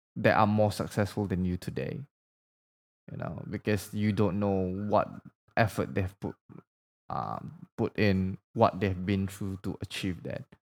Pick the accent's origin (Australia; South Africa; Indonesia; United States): Indonesia; first language Indonesian; English is a second language; moved away; English is not my first language, by the way. Like, I don't, like, I grew up in Indonesia, so my language was actually Bahasa